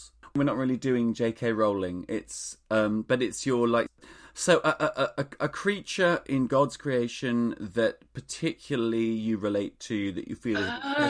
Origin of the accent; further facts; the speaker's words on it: Australia; Well, I grew up in Australia.